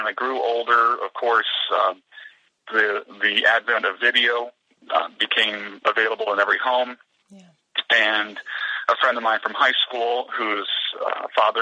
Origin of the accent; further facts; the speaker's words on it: Pennsylvania, United States; my hometown back here in the East, in Pennsylvania